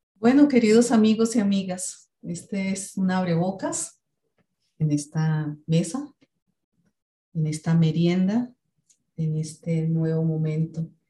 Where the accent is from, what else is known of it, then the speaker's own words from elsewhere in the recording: Colombia; now in Bogotá, Colombia; vengo de Colombia. Eh, vivo en una ciudad que se llama Bogotá, la capital del país, aunque no soy de, ese lugar.